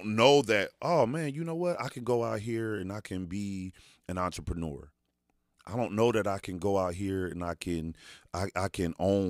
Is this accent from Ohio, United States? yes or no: yes; Dayton, Ohio, United States; growing up in DeSoto Bass, coming from nothing, single parent home